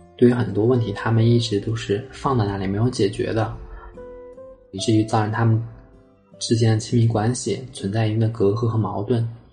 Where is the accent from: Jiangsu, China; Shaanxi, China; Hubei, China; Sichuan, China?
Sichuan, China; Chengdu; 我来自四川成都，今年二十九岁，我是一名绘画心理分析师